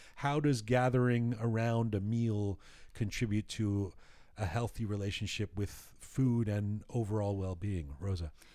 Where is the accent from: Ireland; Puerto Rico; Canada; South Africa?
Canada; we were growing up in Canada